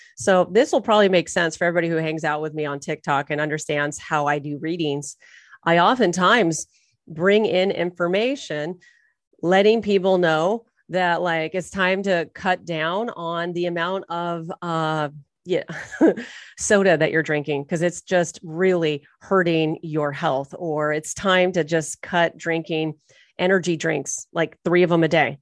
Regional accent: Irvine, California, United States; also born or lived in Torrance Beach, California; I was born and raised in Orange County, California

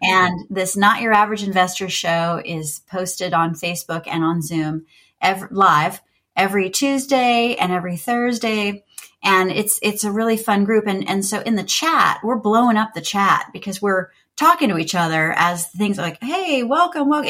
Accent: Jacksonville, Florida, United States; moved away; I grew up in Jacksonville, Florida

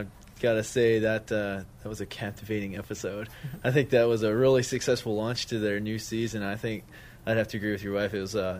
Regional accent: Crescent Springs, Kentucky, United States; I'm Jeremy's brother. I'm from Crescent Springs, Kentucky.

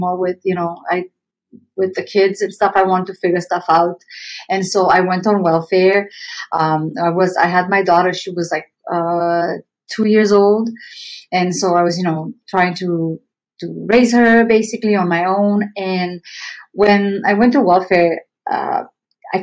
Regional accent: Romania; English is a second language; moved away as an adult; now in Canada; I came to Canada from Romania when I was 19, and I came here with barely any English. I'm still learning English 28 years later.

